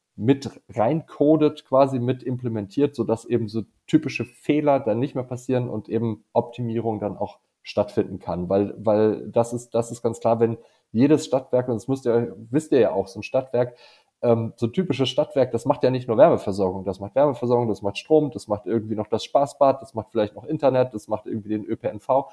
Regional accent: Dithmarschen, Schleswig-Holstein, Germany; moved away; in Schlittmarschen, äh, meiner alten Heimat

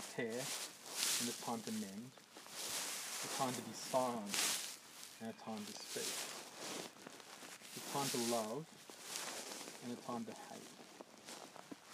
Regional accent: Dubbo, New South Wales, Australia; I grew up in Dubbo.

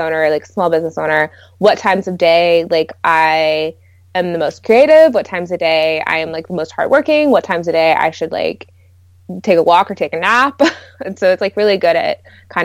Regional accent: Portland, Oregon, United States; also born or lived in California; I grew up in Portland and I went to Oregon State.

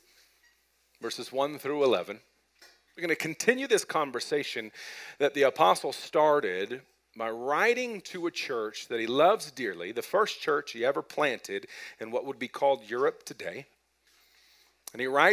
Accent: Broomfield, Colorado, United States; I grew up in Broomfield

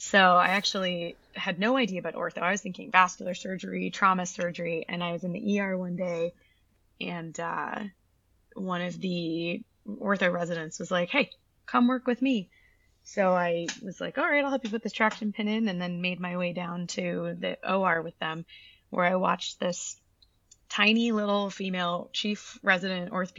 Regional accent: Toronto, Ontario, Canada; moved away as an adult; I was born and raised in Toronto and did all of my schooling, education, everything up there until I finished undergrad.

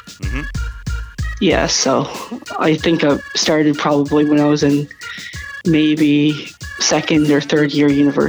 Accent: St. John's, Newfoundland and Labrador, Canada; moved away as an adult; also born or lived in Dryden, Ontario; now in Halifax, Canada; I was actually born in Dryden, Ontario. Lived there for about a year, and my parents moved back to Newfoundland. So I lived most of my life in St. John's.

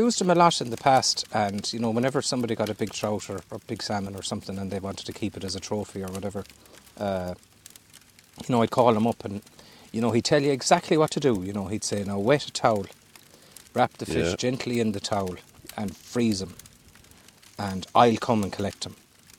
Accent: Galway, Connacht, Ireland; I'm from Galway City.

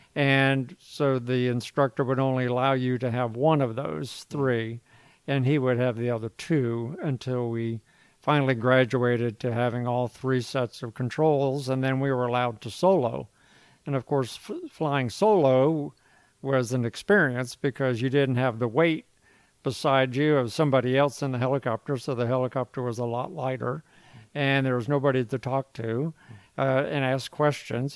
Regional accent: Virginia Beach, Virginia, United States; I predominantly grew up in Virginia Beach

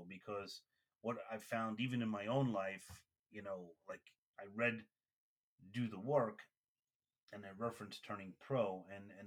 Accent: New York City, New York, United States; I'm from Brooklyn

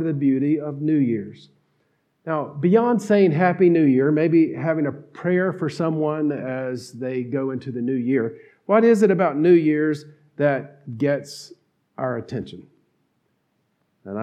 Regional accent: North Carolina, United States; accent: twang; I grew up in North Carolina

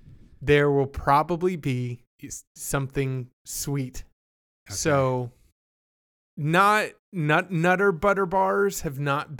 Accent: Canada; born there; And I was born in Canada. We snack differently up there.

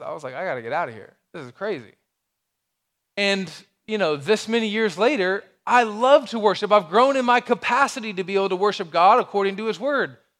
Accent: Alabama, United States; moved away; I'm from Alabama

